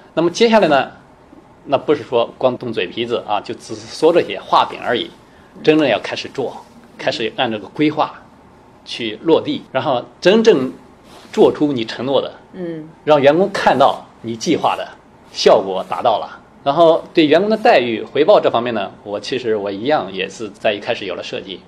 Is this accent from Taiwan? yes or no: no; China; moved away as an adult; also born or lived in Germany / United States; 我们中国人这个相对头脑比较灵活